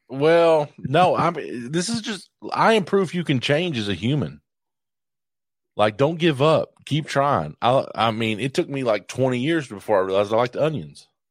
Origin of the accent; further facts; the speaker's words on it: Morehead, Kentucky, United States; I'm from Moorhead.